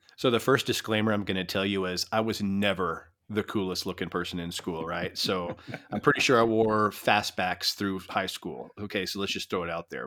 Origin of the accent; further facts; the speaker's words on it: El Paso, Texas, United States; I grew up in El Paso